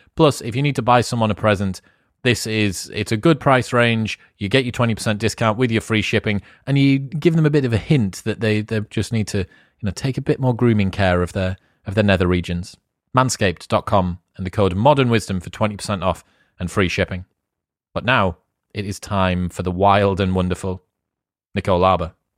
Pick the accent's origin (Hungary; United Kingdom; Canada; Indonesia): United Kingdom